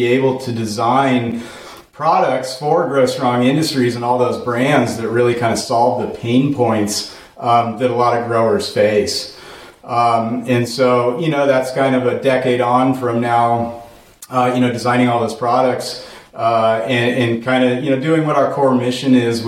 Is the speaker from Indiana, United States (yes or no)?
no; Portland, Oregon, United States; moved away as an adult; also born or lived in Colorado; growing up in Portland, Oregon in the mid-90s